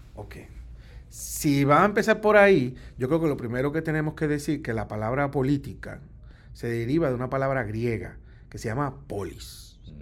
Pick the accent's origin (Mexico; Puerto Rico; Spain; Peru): Puerto Rico